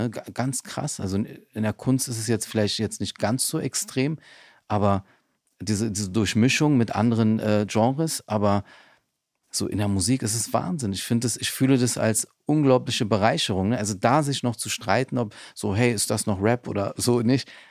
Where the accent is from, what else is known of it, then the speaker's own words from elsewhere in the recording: Berlin, Germany; Ich bin in Neukölln aufgewachsen.